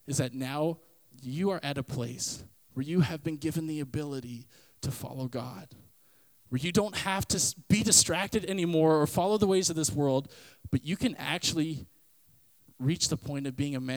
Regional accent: Canada; if I say I'm a Canadian citizen, it means that I was born from Canada. My DNA is Canadian

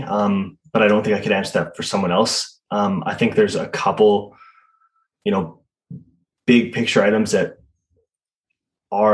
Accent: Southern Alberta, Canada; as a Canadian, like a Southern Alberta kid

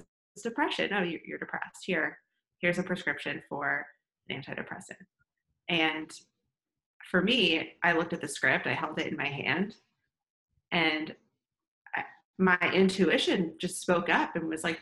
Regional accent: Northeast, United States; moved away as an adult; now in Austin, United States; I'm originally from the Northeast. I'm like a Northeastern at heart.

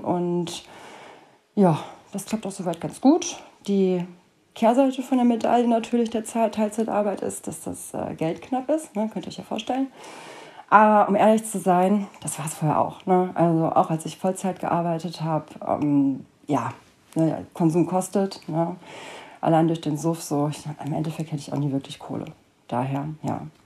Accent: Cologne, North Rhine-Westphalia, Germany; Ich wohne seit über 30 Jahren in Köln und nenne Köln somit auch meine Heimat

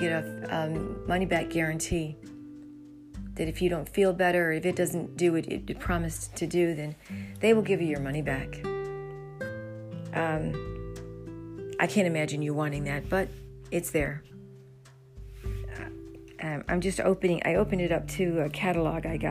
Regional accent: New Jersey, United States; I'm from South Jersey

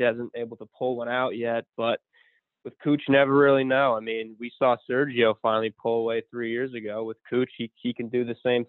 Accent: Fairfield, Connecticut, United States; from Fairfield, Connecticut.

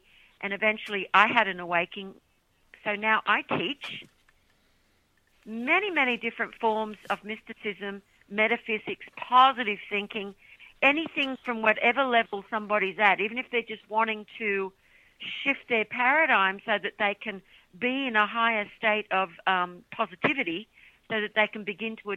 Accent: Australia; now in United States; I'm from Australia. Living in America now

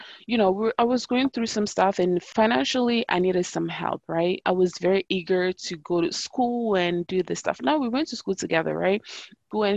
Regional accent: Pordenone, Friuli-Venezia Giulia, Italy; growing up in Italy

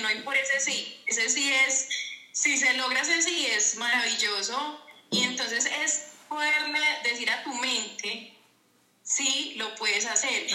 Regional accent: Paisa, Antioquia, Colombia; also born or lived in Envigado, Antioquia; vivo en Envigado, Antioquia, eh, paisa, paisa.

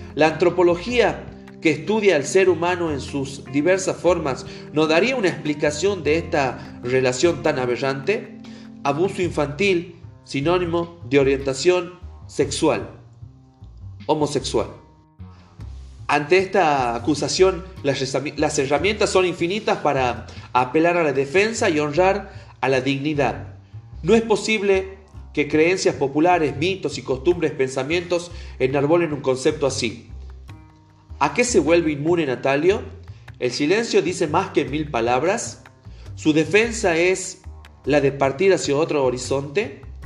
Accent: Argentina; Como ciudadano argentino

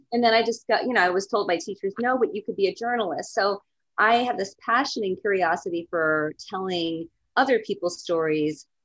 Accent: East Coast, United States; also born or lived in California; I am from the East Coast, and I've lived in California before

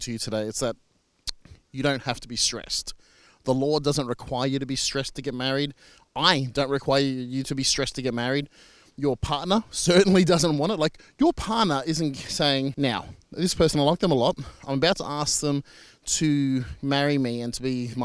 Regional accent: Australia; I'm an Australian marriage celebrant

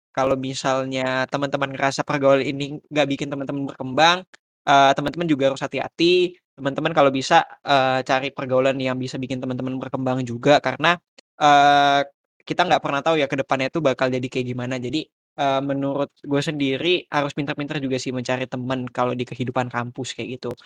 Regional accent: Jakarta, Indonesia; moved away as an adult; now in Malang, Indonesia; sebagai mahasiswa perantau, uh, mungkin karena gue dari Jakarta

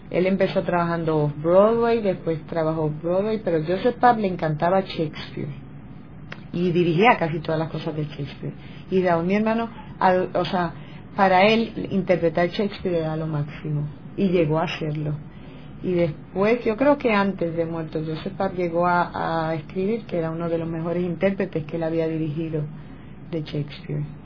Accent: Guaynabo, Puerto Rico; yo nací en Villacaparra y mi hermana Olga también

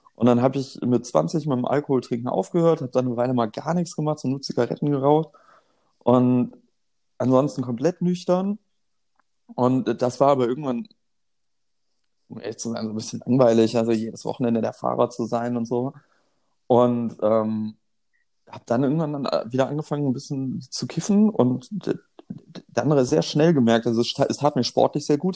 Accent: Germany; ich bin in der Nähe der holländischen Grenze aufgewachsen

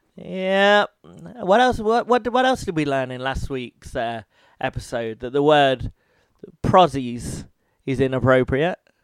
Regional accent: United Kingdom; I'm British

